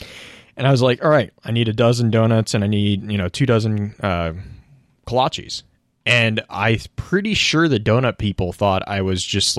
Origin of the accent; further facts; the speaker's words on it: Texas, United States; now in Kansas, United States; I grew up in Texas.